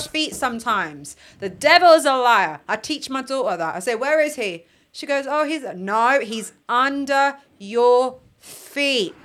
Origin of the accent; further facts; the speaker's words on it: London, United Kingdom; I was raised in Ealing